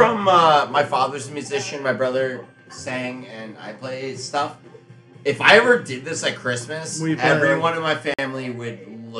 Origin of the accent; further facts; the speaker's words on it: New York, United States; I'm from New York, where the roads aren't that bad